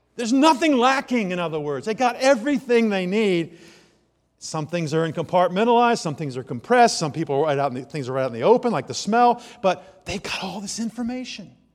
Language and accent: English; Germantown, Maryland, United States; In fact, I'm from Germantown, Maryland